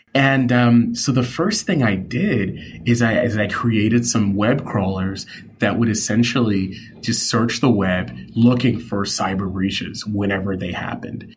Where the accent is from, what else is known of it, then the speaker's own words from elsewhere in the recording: New York City, New York, United States; I grew up in New York City